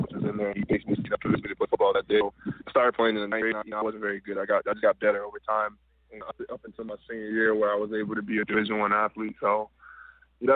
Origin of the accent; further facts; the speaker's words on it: Washington, District of Columbia, United States; moved away as an adult; also born or lived in Atlanta, Georgia; now in Los Angeles, United States; I was originally from Washington, D.C., and I went to school in Atlanta.